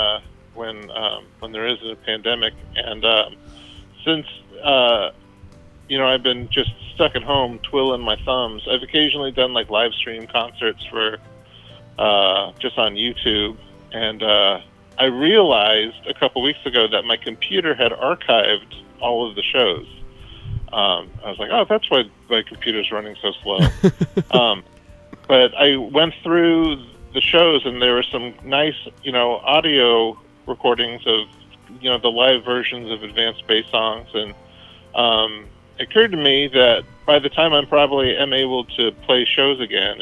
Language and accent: English; Redwood City, California, United States; moved away; I grew up in Redwood City, California, which is like a port town, like halfway between San Francisco and San Jose